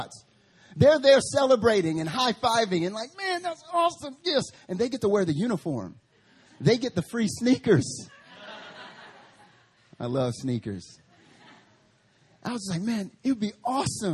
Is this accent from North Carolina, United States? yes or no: yes; North Carolina, United States; now in Seoul, South Korea; I'm from North Carolina